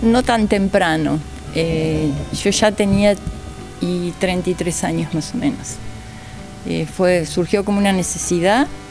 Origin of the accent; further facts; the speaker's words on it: Villa Ballester, Buenos Aires Province, Argentina; desde tendría tres años. Ah, toda la vida. Toda la vida, toda la vida. Todo acá transcurrió. O sea, sí, muy, muy chiquitita, escuela acá, eh, primaria, secundaria